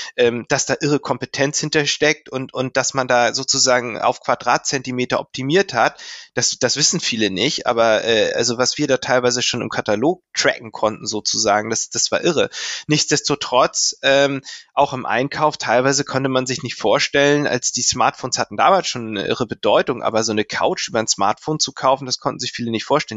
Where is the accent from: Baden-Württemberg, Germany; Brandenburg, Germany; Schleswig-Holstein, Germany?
Schleswig-Holstein, Germany; Lübeck; ich komme aus Lübeck und ich konnte das in Lübeck studieren